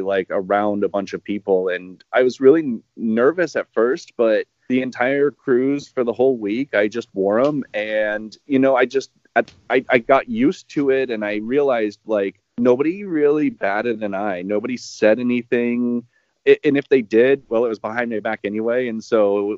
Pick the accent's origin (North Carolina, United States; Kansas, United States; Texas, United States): Kansas, United States; I live in Kansas. I grew up in Kansas. I'm in the Kansas City area.